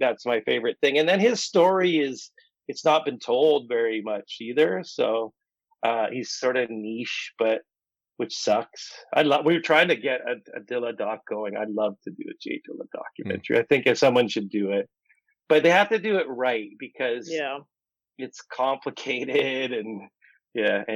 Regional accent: outside Windsor, Ontario, Canada; now in Toronto, Canada; I'm not from Windsor, but I'm from outside Windsor. So that's where I get my music from. I'm not a Toronto kid

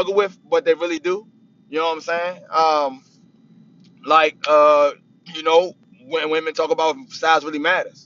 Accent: Capitol Heights, Maryland, United States; also born or lived in Washington, D.C.; now in Roanoke, United States; I was born in Washington, D.C., originally from PG County, Capitol Heights. Bounced all around Capitol Heights

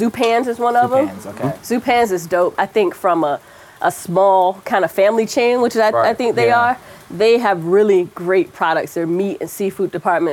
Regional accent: South Florida, United States; now in Portland, United States; I grew up in South Florida

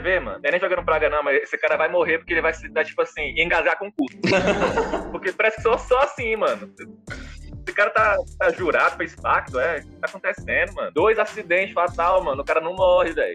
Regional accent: Luziânia, Goiás, Brazil; eu sou goiano também. Sou do Goiás

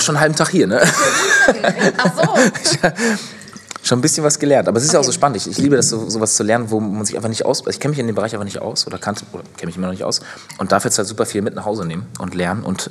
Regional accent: Northern Germany, Germany; moved away as an adult; ich ziehe jetzt ja wieder in Norden in meine Heimat

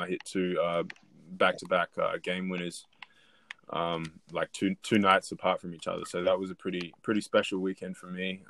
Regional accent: Adelaide, South Australia, Australia; I grew up in Adelaide, um, born and born and raised in Adelaide

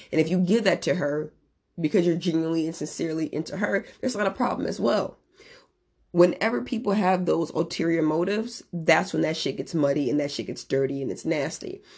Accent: Merrillville, Indiana, United States; moved away as an adult; now in San Diego, United States; I'm originally from Maryville, Indiana

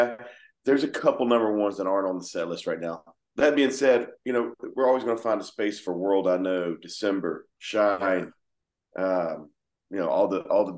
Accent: Georgia, United States; here we are from Georgia

